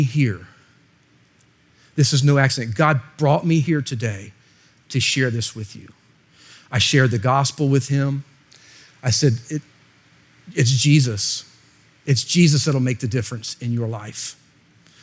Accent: Florida, United States; I'm actually from Florida

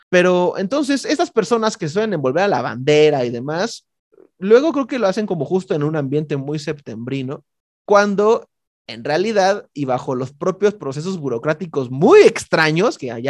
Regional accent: Mexico; por alguna razón fortuita soy mexicano

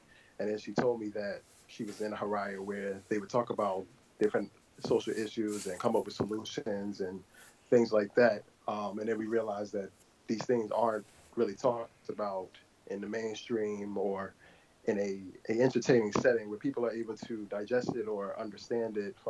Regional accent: New Jersey, United States; I'm from Jersey.

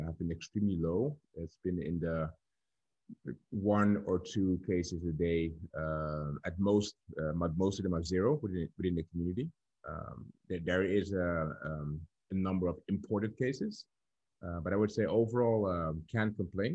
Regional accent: Dordrecht, South Holland, Netherlands; So I'm born and raised in the Netherlands, in a small town called Dordrecht.

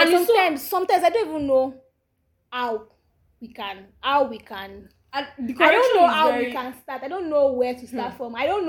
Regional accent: Nigeria; not because I'm African, not because I'm Nigerian.

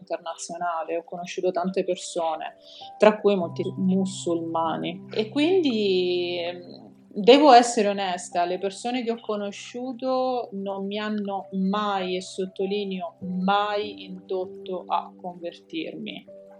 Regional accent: Sicily, Italy; also born or lived in Rome; sono italiana, se questo può essere utile, è nata a Roma sì. e cresciuta in Sicilia

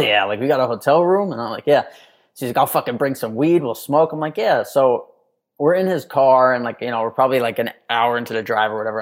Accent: New York City, New York, United States; moved away as an adult; now in Texas, United States; I grew up in Manhattan in this, like, you know, tiny ass apartment

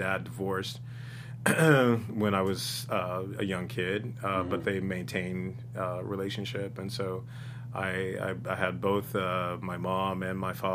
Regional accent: San Jose, California, United States; also born or lived in Greenville, Mississippi; I was born in Greenville, Mississippi. The Delta, and but I was raised from age 3 in San Jose, California

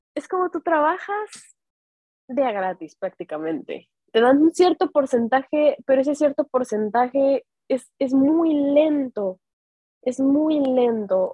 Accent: Mexico; moved away; yo soy ah, orgullosamente mexicana

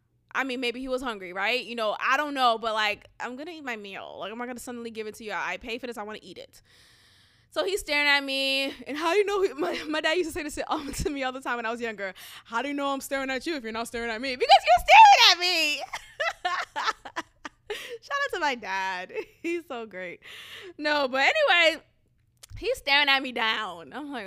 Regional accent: Boston, Massachusetts, United States; coming from where I came from Boston, like, I'm always aware

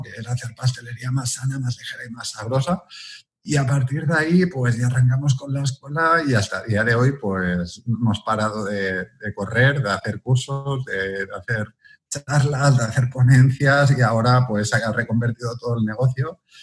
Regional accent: Viladecans, Catalonia, Spain; nací en Vila de Cans, una ciudad que está al lado de Barcelona

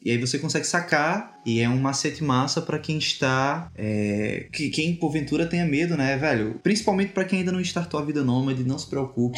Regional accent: Brazil; moved away as an adult; A gente não saiu do Brasil com a cabeça de ser nômade. A gente saiu do Brasil

